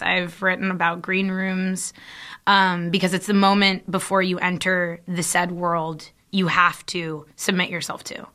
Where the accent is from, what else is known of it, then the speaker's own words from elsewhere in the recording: California, United States; we're from California